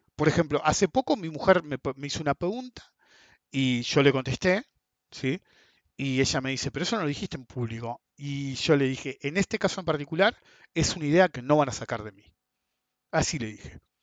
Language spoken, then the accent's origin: Spanish; Argentina; somos todos argentinos